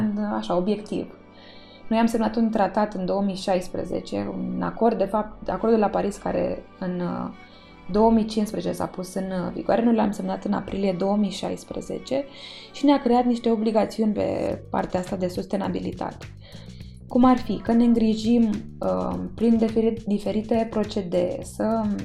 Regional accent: Romania; Eu m-am născut în România, sunt româncă.

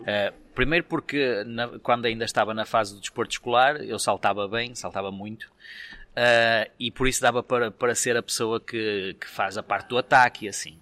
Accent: Vila Nova de Famalicão, Norte, Portugal; eu sou de Famalicão

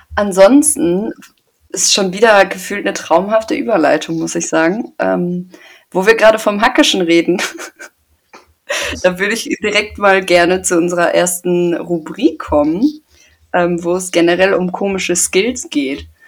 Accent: Paderborn, North Rhine-Westphalia, Germany; ich komme aus Paderborn

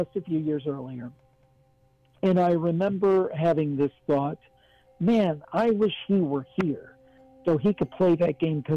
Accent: Ohio, United States; I'm from Ohio, grew up, born and raised in Ohio, but my family was from West Virginia.

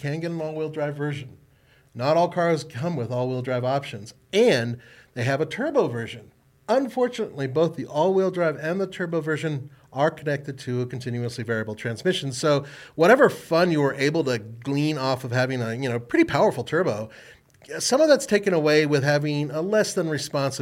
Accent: United States; I'm an American

